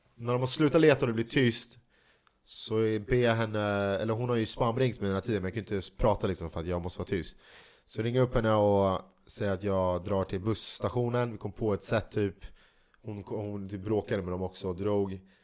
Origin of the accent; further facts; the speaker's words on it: Sweden; vi svenskar